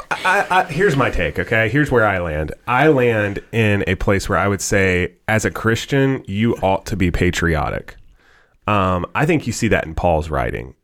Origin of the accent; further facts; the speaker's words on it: United States; I was born in the good old U S of A, and I'm thankful that I'm an American